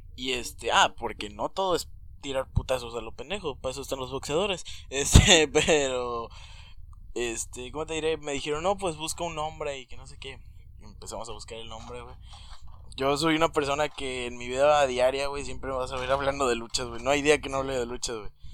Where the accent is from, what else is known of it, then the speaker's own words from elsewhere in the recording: Mexico; somos mexicanos y a todos nos gusta la lucha libre, ¿no? La lucha libre es, como cultura aquí en nuestro México.